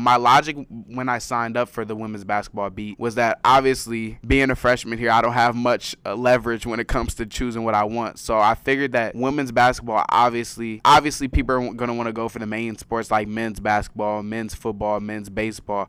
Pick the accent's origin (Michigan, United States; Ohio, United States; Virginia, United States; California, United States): California, United States; Carson; moved away as an adult; now in San Diego, United States; I'm from Los Angeles, a city in, in Los Angeles called Carson, California